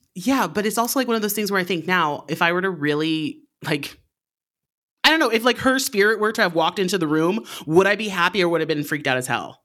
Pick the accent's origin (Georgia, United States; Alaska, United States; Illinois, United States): Alaska, United States; moved away; I'm from Alaska originally